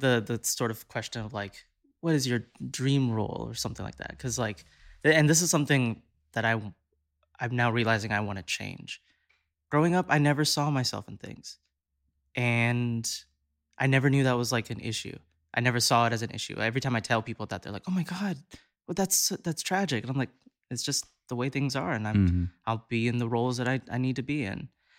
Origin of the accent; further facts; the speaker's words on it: Southern United States, United States; I'm an Indian boy who grew up in the South, got into musical theater.